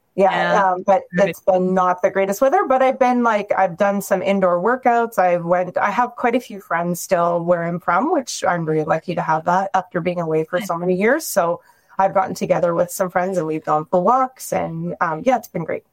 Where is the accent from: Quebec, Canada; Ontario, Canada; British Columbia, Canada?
Ontario, Canada; now in Calgary, Canada; I'm from Ontario originally